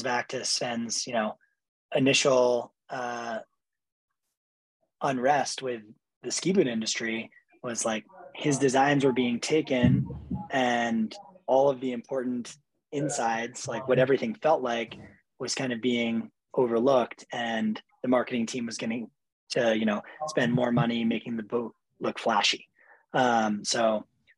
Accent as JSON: {"language": "English", "region": "New Hampshire", "country": "United States", "tie": "born or raised there", "said": "I grew up skiing in New Hampshire"}